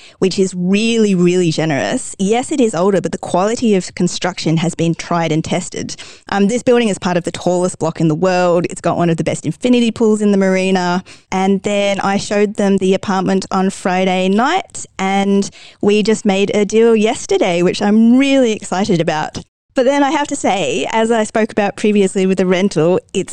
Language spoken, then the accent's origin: English; Australia; now in Dubai, United Arab Emirates; I'm obviously from Australia where there's a phrase, everything can kill you